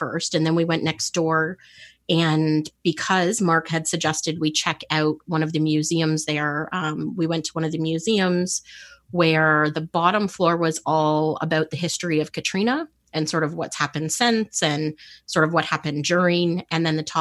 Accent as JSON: {"language": "English", "country": "Canada", "said": "I'm as a Canadian"}